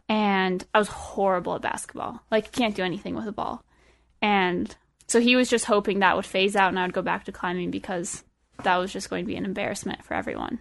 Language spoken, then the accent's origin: English; Estes Park, Colorado, United States; also born or lived in Boulder, Colorado; I grew up in Estes. Um, my family moved there in, when I was in third grade